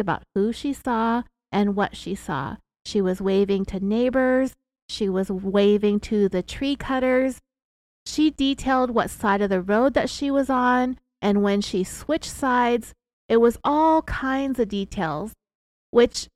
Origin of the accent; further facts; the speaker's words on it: California, United States; we're from California, and sometimes we have this upward inflection